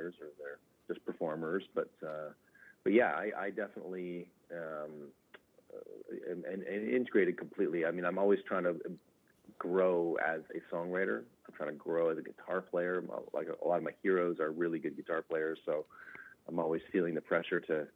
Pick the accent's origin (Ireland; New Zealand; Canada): Canada; Kitchener, Ontario; I grew up in Kitchener-Waterloo